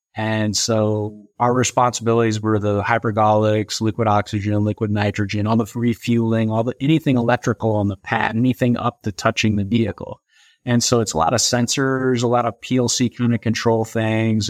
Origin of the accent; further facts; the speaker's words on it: St. Louis, Missouri, United States; moved away as an adult; also born or lived in Orlando, Florida; I was from Saint Louis